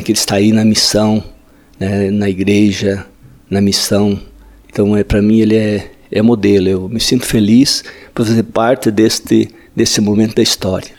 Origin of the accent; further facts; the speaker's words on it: Pato Branco, Paraná, Brazil; moved away as an adult; also born or lived in Itapejara do Oeste; now in Angola; Eu me criei na roça, toda a vida ali nessa região